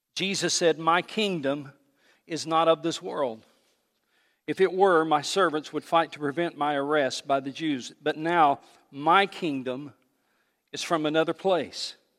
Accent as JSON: {"language": "English", "country": "United States", "said": "I love this country, but I am a Christian before I'm an American"}